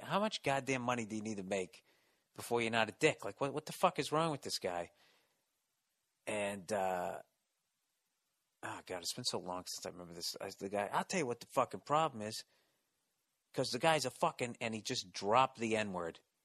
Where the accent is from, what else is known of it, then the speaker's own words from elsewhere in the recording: East Coast, United States; accent: East Coast; you would guess that I was from the East Coast